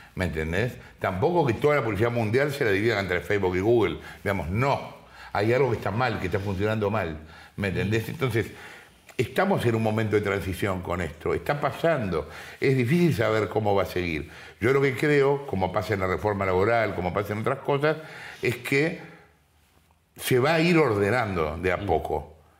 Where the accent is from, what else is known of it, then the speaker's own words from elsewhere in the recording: Sarandí, Buenos Aires Province, Argentina; Yo estoy acá y soy de Sarandí